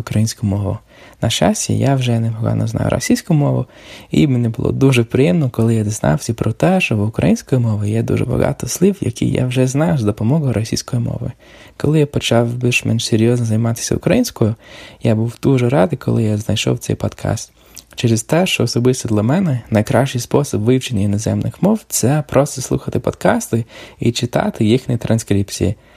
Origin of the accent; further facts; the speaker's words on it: Canada; Ukrainian is a second language; я з Канади